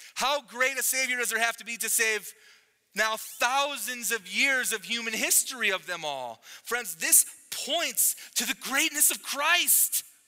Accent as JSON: {"language": "English", "country": "United States", "tie": "born or raised there", "said": "I grew up in America"}